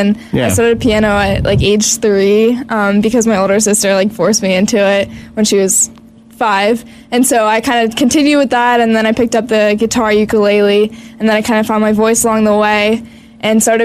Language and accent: English; Pittsburgh, Pennsylvania, United States; I'm from Pittsburgh